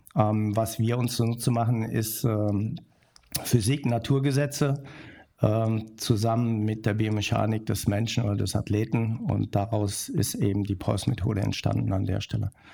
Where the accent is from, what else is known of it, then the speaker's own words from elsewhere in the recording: Bornheim, North Rhine-Westphalia, Germany; ich komme aus der Nähe von Köln Bornheim heißt